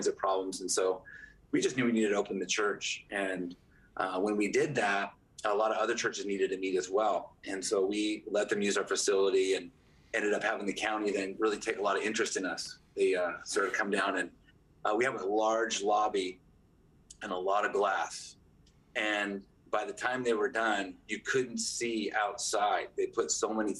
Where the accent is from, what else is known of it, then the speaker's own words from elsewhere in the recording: Newport Beach, California, United States; now in San Jose, United States; I was born in Newport Beach, and all of our family lives down there